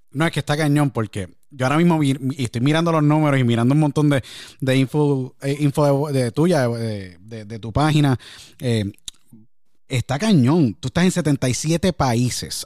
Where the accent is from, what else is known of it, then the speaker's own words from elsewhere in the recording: San Juan, Puerto Rico; me crié en Puerto Rico, en San Juan